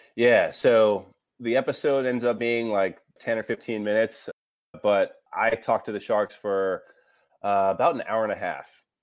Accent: Raleigh, North Carolina, United States; moved away as an adult; I was new to the Raleigh startup ecosystem because it didn't exist when I was here, and I also, I wasn't even thinking entrepreneurship when I was here, you know, in high school

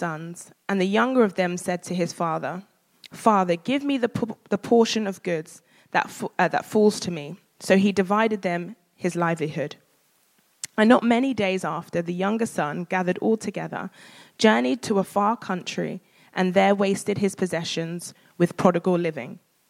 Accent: Nigeria; because I'm a Nigerian woman.

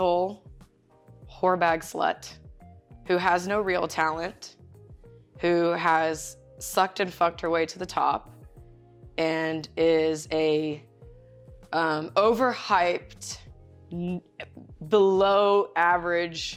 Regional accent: Ocean Springs, Mississippi, United States; I'm from Ocean Springs, Mississippi.

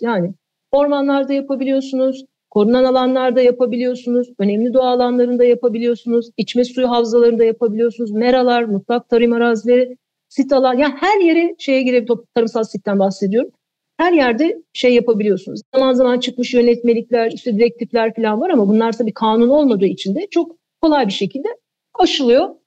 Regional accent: Eskişehir, Turkey; moved away as an adult; Eskişehir'de doğdum büyüdüm. E, ortaokul lise orada geçti.

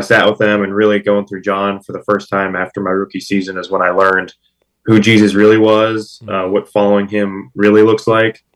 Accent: Pittsburgh, Pennsylvania, United States; I grew up in Pittsburgh, Pennsylvania, born and raised

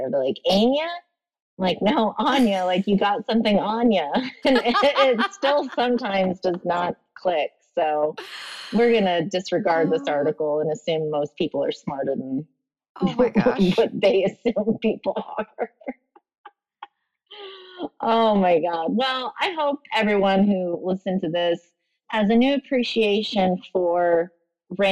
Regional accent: Oklahoma, United States; I'm from Oklahoma.

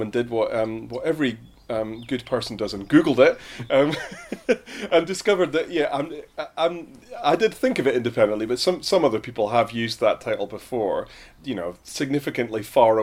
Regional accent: Scotland, United Kingdom; moved away as an adult; now in Highbridge, United Kingdom; used to run gigs in my hometown in Scotland

